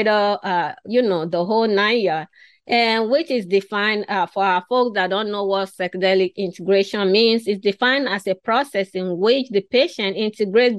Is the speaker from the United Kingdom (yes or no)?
no; Nigeria; I was born and raised in West Africa in Nigeria